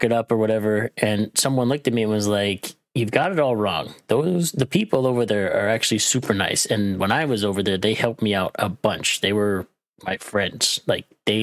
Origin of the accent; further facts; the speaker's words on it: Arkansas, United States; I grew up in Arkansas